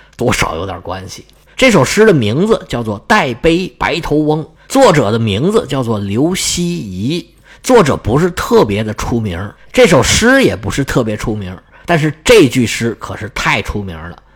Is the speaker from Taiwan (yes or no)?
no; China; 在我们中国人的价值观里面